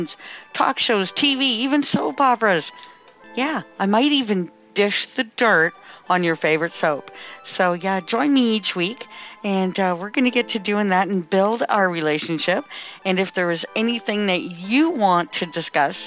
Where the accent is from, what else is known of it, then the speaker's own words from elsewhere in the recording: Timmins, Ontario, Canada; I am from Timmins, Ontario, Canada